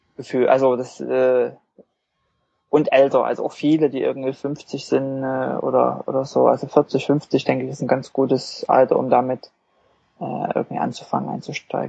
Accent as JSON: {"language": "German", "town": "Wurzen", "region": "Saxony", "country": "Germany", "also_born_or_lived": "Leipzig", "moved": "yes", "said": "ich komme eigentlich nicht aus Leipzig, sondern aus einem Kleinstadt, Wurzen"}